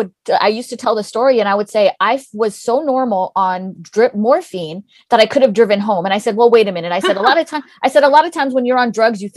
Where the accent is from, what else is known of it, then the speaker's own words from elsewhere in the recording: California, United States; also born or lived in Washington, D.C.; I'm Greek. And they're like, no, where, what are you? And then I'm like, oh, well, I'm American. They're like, well, where are you from? I was like, well, I'm from California.